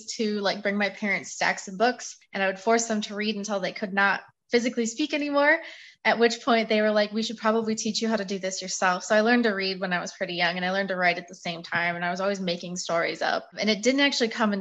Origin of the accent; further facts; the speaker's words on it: Michigan, United States; I grew up in Michigan